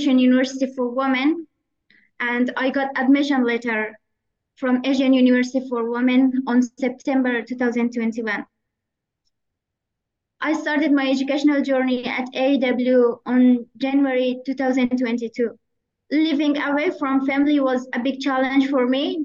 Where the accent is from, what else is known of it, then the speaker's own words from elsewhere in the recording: Afghanistan; moved away as an adult; also born or lived in Kabul / Bangladesh; I was born and raised in Afghanistan